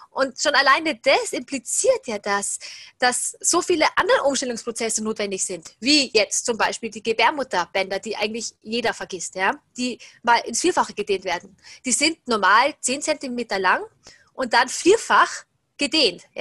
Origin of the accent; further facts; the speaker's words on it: Salzburg, Austria; über Kurse hier im Salzburger Raum, da wo ich herkomme